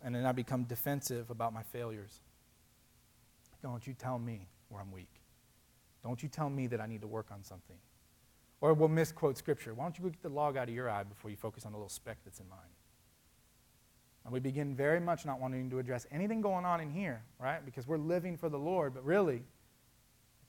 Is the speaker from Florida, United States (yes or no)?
yes; Florida, United States; now in Indiana, United States; I grew up in Florida and I moved to Indiana